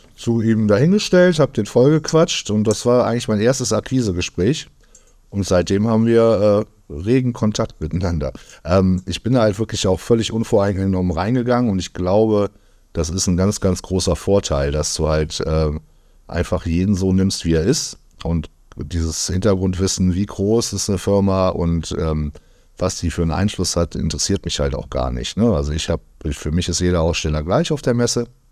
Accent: Düsseldorf, North Rhine-Westphalia, Germany; wir kommen halt beide aus Düsseldorf

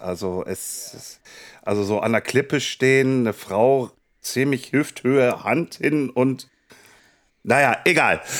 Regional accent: Kassel, Hesse, Germany; meine Heimatstadt Kassel-Brauxe

